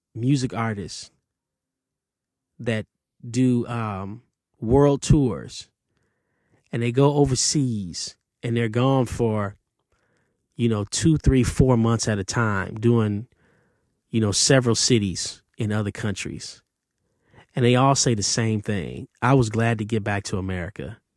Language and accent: English; Detroit, Michigan, United States; growing up in Detroit, Canada was across the street